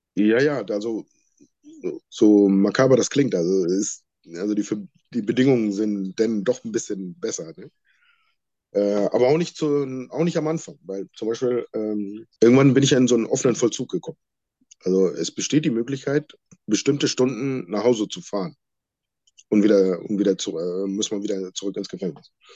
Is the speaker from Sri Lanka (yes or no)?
yes; Sri Lanka; now in Germany; Wir kommen ursprünglich ähm, alle aus Sri Lanka und gehören zu der Volksgruppe der Tamilen